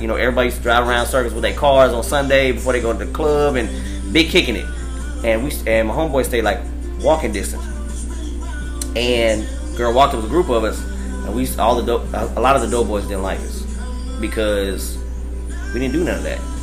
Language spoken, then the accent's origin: English; Amarillo, Texas, United States; now in Dallas, United States; I'm from like I said Amarillo